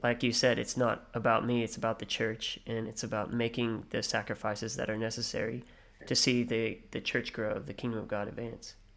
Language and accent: English; United States; now in Australia; I'm an American